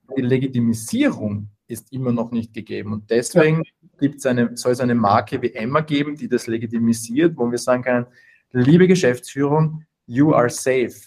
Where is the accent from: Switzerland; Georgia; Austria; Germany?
Austria; komme aus Österreich, hört man ähm, wahrscheinlich.